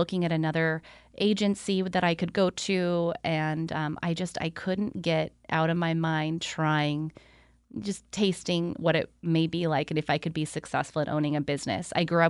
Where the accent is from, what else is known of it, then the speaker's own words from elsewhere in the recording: California, United States; I grew up in Central California, and okay. I grew up at a lake.